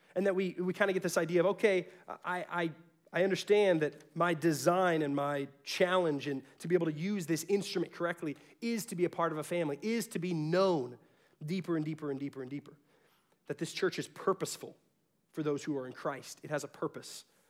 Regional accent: Garland, Texas, United States; I was from South Garland. That was the real Garland.

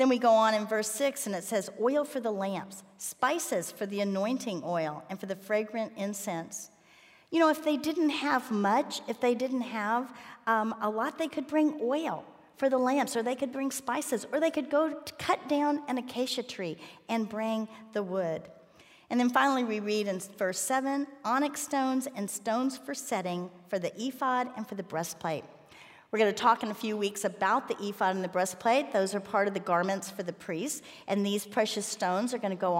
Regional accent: Miami, Florida, United States; I grew up in Miami

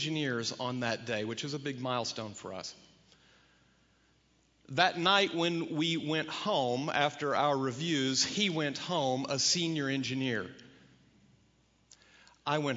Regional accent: Kansas, United States; moved away; I was from Kansas

